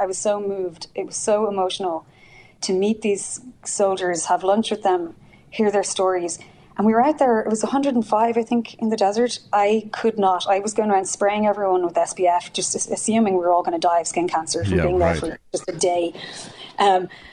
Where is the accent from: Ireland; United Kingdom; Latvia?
Ireland; accent: Irish; moved away as an adult; now in United States; I'm from Ireland